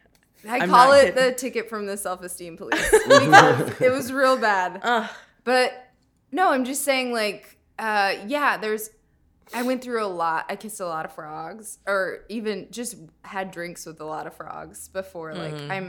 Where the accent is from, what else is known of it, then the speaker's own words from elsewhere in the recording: Minnesota, United States; I'm from Minnesota